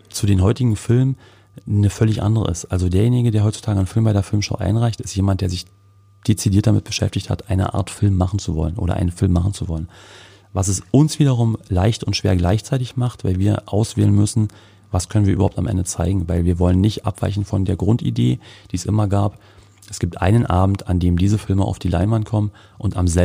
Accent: Cottbus, Brandenburg, Germany; als Cottbusser nicht verstecken müssen, wenn wir aus unserer Stadt rauskommen und sagen müssen, ja, ich komme aus Cottbus, entschuldige bitte dass ich aus Cottbus komme.

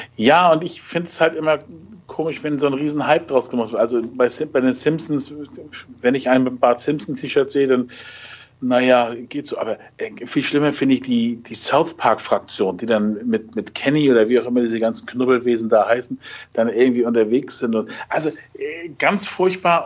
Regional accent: Germany; bei uns in Deutschland

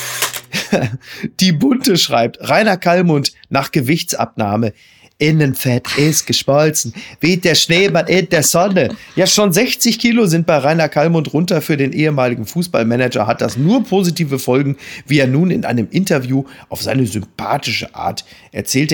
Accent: Dortmund, North Rhine-Westphalia, Germany; als Dortmunder

